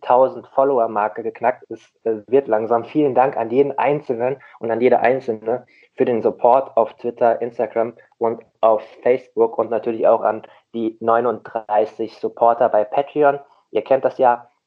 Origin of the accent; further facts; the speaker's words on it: Rheingau, Hesse, Germany; now in Hamburg, Germany; Und ich bin, ich bin auch kein Hamburger. Ich habe es mir nur so angewöhnt. Ich komme ja auch aus dem schönen Rhein-Main-Gebiet, aus dem, aus dem Rheingau